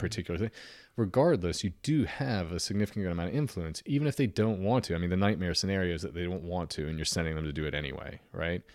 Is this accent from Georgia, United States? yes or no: no; Norfolk, Virginia, United States; the house that I grew up in Norfolk, ninety-six thirty Hammond Parkway